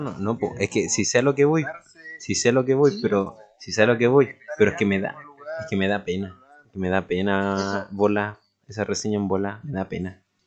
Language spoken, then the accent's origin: Spanish; Chile; como en chileno